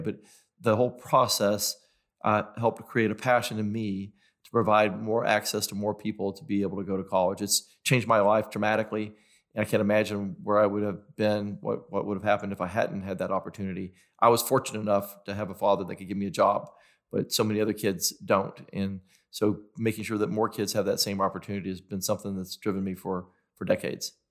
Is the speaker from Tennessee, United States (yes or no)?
yes; Knoxville, Tennessee, United States; I grew up in South Knoxville.